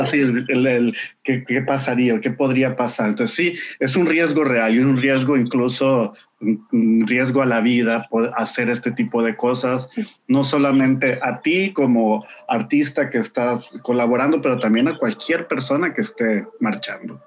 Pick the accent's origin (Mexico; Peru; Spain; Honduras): Honduras; yo vengo de Honduras